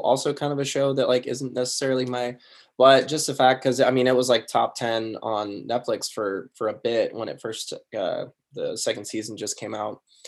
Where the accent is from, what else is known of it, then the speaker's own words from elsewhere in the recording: Sacramento, California, United States; I grew up in Sacramento, California